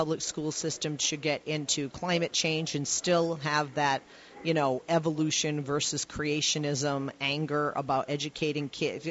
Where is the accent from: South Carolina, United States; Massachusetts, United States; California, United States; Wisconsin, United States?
Massachusetts, United States; Boston; I grew up in the Boston area